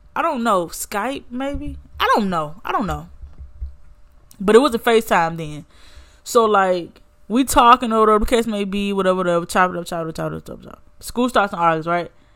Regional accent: Birmingham, Alabama, United States; also born or lived in Montgomery, Alabama / Theodore, Alabama; I'm from Birmingham, but the school was in Montgomery

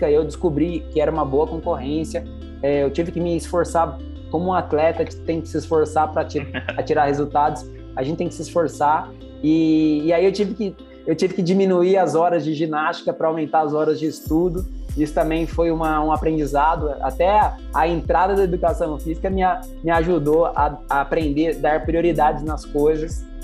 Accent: Pouso Alegre, Minas Gerais, Brazil; born there; Eu nasci é, em Pouso Alegre, sul de Minas Gerais. Lá, é, como toda, todo mineiro, tem boas montanhas e, eu adorava andar de bicicleta, adorava fazer esporte.

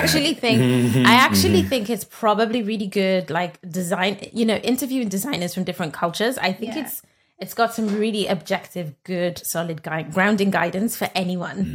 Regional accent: United Kingdom; I'm a Nigerian Brit

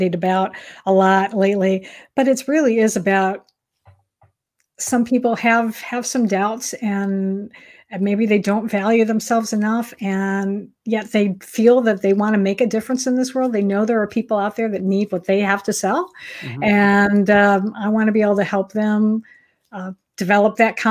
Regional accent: Michigan, United States; moved away; I actually grew up in Michigan

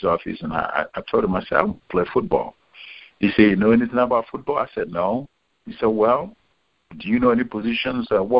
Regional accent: Nigeria; moved away as an adult; now in United States; I grew up in Nigeria and went through high school in Nigeria

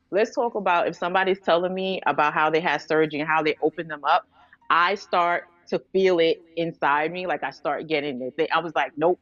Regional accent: Rockland County, New York, United States; also born or lived in Bronx, New York / Nigeria; I grew up in the Bronx, moved upstate to Rockland County. So that's where I really just basically raised it, in Rockland County in the suburbs

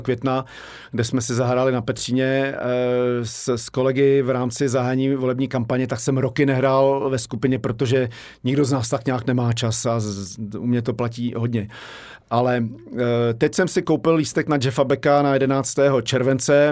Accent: Prague, Czechia; also born or lived in Benešov; jsem tady vyrostl

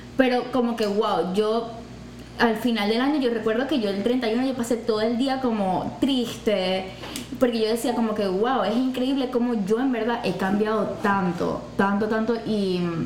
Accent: Maracaibo, Zulia, Venezuela; moved away as an adult; now in Houston, United States; soy de Maracaibo, Venezuela y me mudé acá a Houston el año pasado

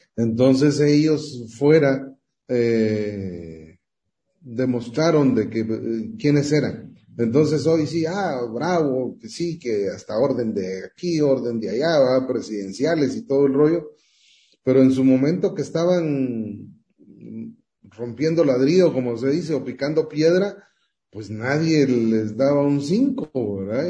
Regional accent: Guatemala; soy guatemalteco

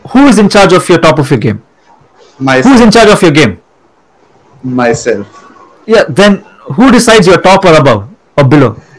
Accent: India; born or raised there; moved away

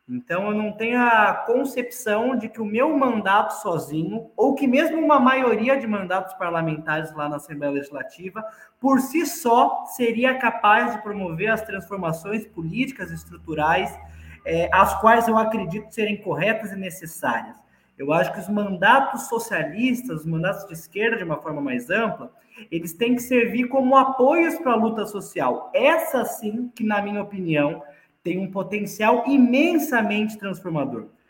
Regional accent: São Paulo, Brazil; moved away as an adult; now in Franca, Brazil; eu nasci em São Paulo. É, eu comecei a minha militância política na cidade de São Paulo, me mudei para cá para fazer faculdade em Franca

